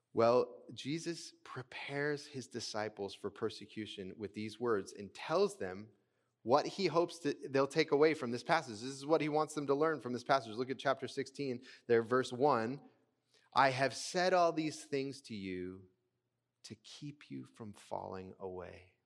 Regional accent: United States; American, uh, Christians

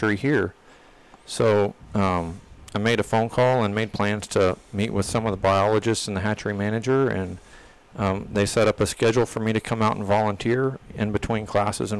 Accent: Granbury, Texas, United States; moved away as an adult; also born or lived in Corpus Christi, Texas; I grew up in North Texas at Granbury, Texas

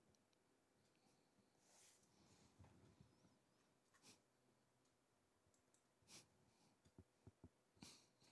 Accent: the South, United States; I grew up in the South

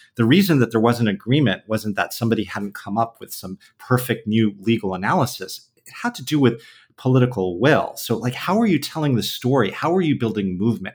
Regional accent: San Diego, California, United States; now in New York City, United States; I was born and raised in San Diego

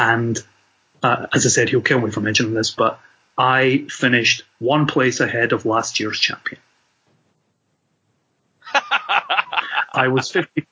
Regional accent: Scotland, United Kingdom

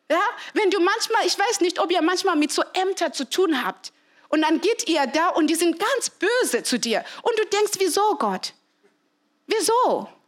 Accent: Zimbabwe; es war wirklich nicht üblich, dass man keine Mama hat. Und besonders bei uns in Simbabwe, es war immer so, dass vielleicht eine Frau stirbt, dann heiratest du sofort.

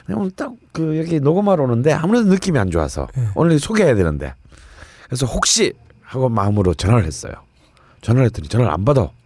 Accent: Busan, South Korea; 이 집은 제 고향에 있습니다. 부산에

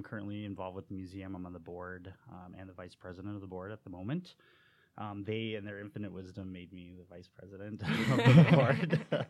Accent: St. Charles, Illinois, United States; when I tell people I'm from St. Charles

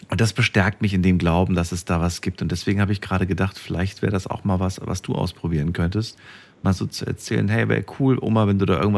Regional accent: Bonn, North Rhine-Westphalia, Germany; Ja, ich komme aus Bonn.

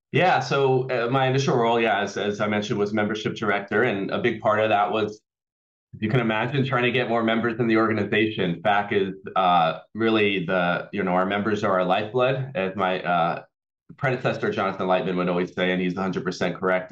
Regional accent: Auburn, California, United States; also born or lived in Los Angeles, California; I was born in Los Angeles, and when I was about eight years old or so, my family uh, moved up to uh, a town called Auburn, California, where I grew up

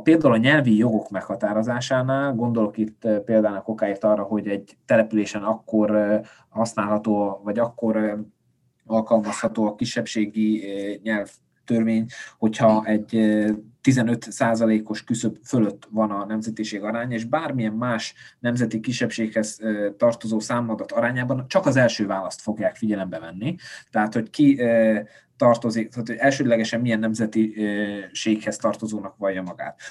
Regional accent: Felvidék, Slovakia; felvidéki magyarként

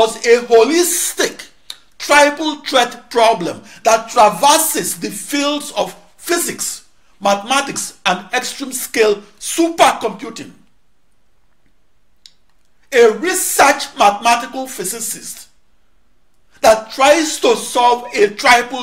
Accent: Onitsha, Anambra, Nigeria; moved away; my hometown of Onitsha, Nigeria

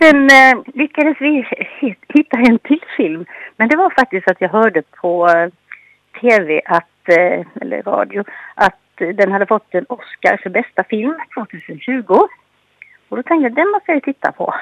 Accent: Anderstorp, Jönköping County, Sweden; moved away; also born or lived in Gränna; där jag kommer ifrån, jag är från eh, Anderstorps Gislaved

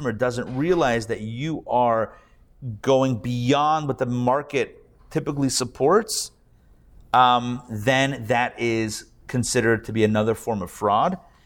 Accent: Pittsburgh, Pennsylvania, United States; now in Atlanta, United States; growing up in Pittsburgh

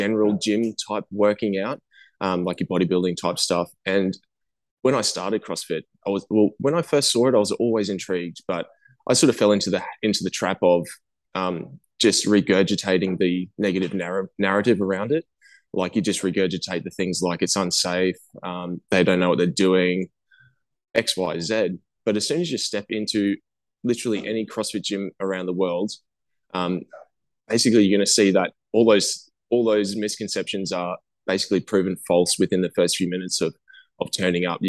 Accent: Australia; I'm actually from Australia

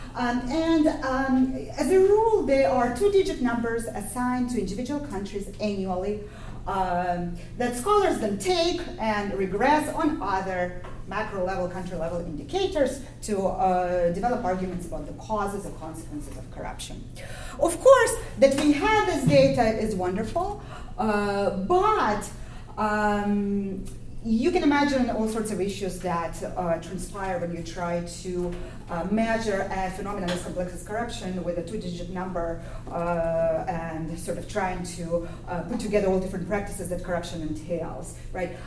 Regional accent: Ukraine; moved away; my own experience growing up in Ukraine

